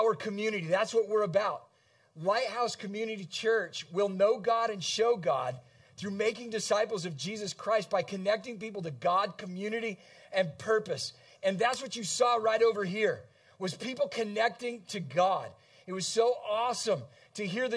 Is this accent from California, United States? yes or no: yes; San Diego, California, United States; now in Kalamazoo, United States; I grew up in San Diego, California